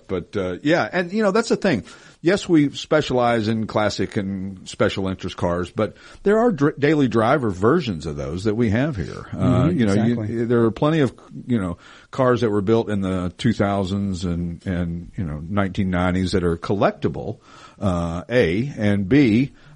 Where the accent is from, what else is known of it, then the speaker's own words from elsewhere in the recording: Knoxville, Tennessee, United States; now in Pennsylvania, United States; the girl knew I was from the South, from Knoxville